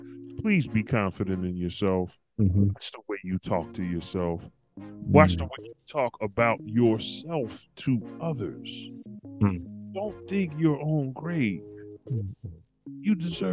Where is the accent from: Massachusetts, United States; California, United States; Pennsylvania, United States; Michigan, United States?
Pennsylvania, United States; Philadelphia; now in Walla Walla, United States; I'm from Philly